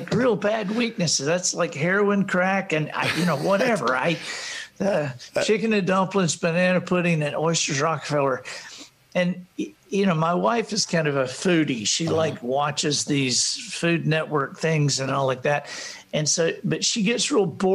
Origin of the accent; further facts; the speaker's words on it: Alabama, United States; We're from Alabama